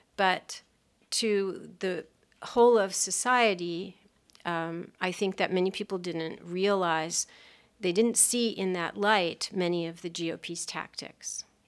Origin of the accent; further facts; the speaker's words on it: Los Angeles, California, United States; I grew up in California in a, a lovely town on the beach on the Pacific called Pacific Palisades